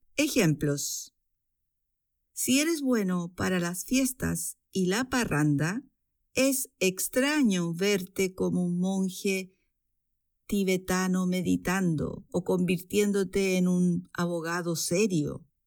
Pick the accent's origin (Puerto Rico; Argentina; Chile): Chile; moved away as an adult; now in Switzerland; chilena, vivo en Suiza desde hace 12 años